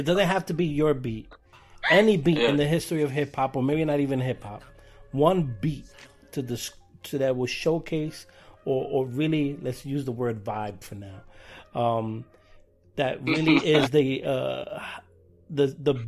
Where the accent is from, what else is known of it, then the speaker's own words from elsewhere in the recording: New York City, New York, United States; I grew up here in New York and Brooklyn